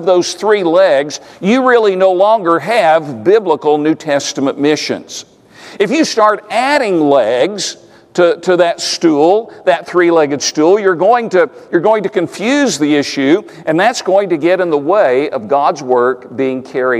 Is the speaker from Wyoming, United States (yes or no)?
no; East Tennessee, United States; I grew up in East Tennessee